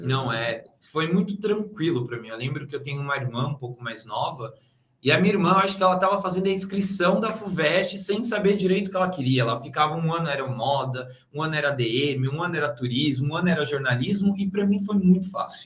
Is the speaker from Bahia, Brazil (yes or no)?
no; São Paulo, Brazil; moved away; eu sou de São Paulo, né? Então voltei assim para minha cidade, voltei para casa